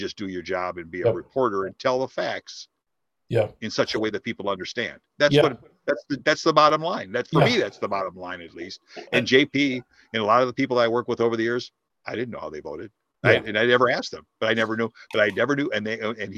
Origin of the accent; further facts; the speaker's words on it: Dearborn, Michigan, United States; I graduated from high school, Dearborn High, born and raised in Dearborn in 1971